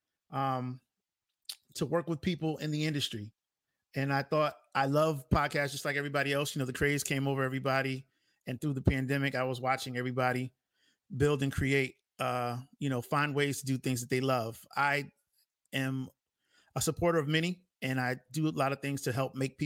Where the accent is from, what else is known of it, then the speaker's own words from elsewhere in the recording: Bridgeport, Connecticut, United States; Hailing from my hometown, Bridgeport, Connecticut.